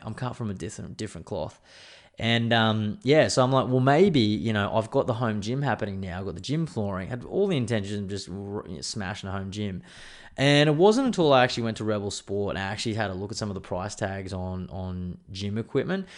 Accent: Queensland, Australia; I'm a Queenslander

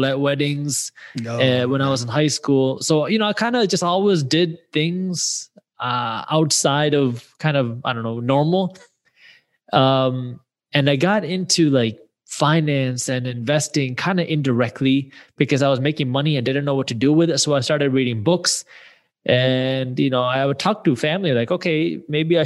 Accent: Michigan, United States; I grew up in the Michigan area.

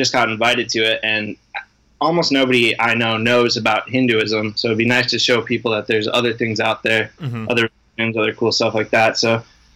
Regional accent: Minnesota, United States; moved away as an adult; also born or lived in Colorado; I grew up in Minnesota. I spent the last 7 years living in Colorado.

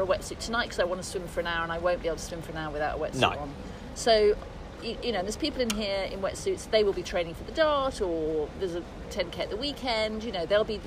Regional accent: Birmingham, West Midlands, United Kingdom; I'm from Birmingham, we like things that are bleak and really hard

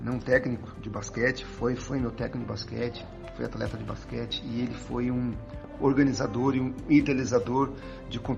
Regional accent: Santa Branca, São Paulo, Brazil; 47 anos, sou daqui de Santa Branca.

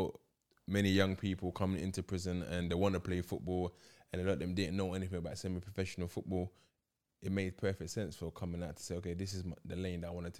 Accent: London, United Kingdom; As growing up in London...

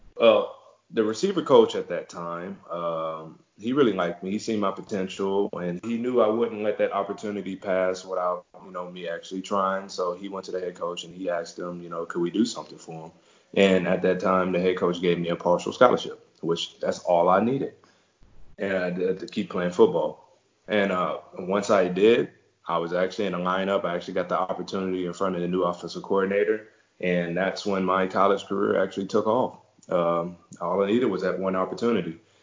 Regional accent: Beaumont, Texas, United States; my hometown, uh, Beaumont, Texas which is in southeast Texas

